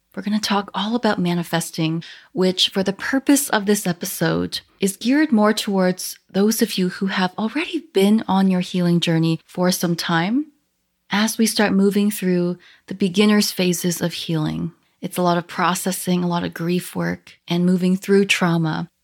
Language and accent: English; Canada; I am Chinese Canadian